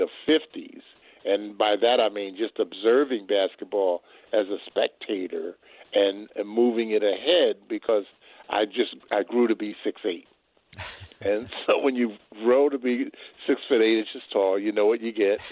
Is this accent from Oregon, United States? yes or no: no; Philadelphia, Pennsylvania, United States; I'm a kid from South Philly, lived in a third floor walk up